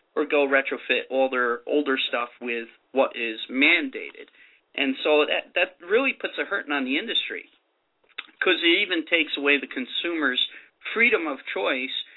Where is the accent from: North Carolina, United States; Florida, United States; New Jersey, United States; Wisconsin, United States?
New Jersey, United States; New Jersey, my home state.